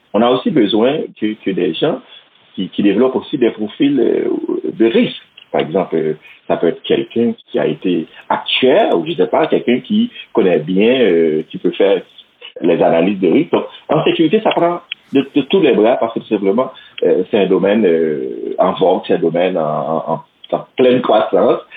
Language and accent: French; Haiti; moved away as an adult; now in Quebec City, Canada; je vis à Québec, euh, une, euh, ça fait 11 ans, mais je suis originaire d'Haïti